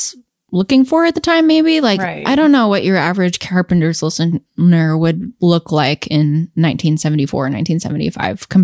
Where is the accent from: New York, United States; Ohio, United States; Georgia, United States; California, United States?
California, United States; I'm from California and I live in Los Angeles part time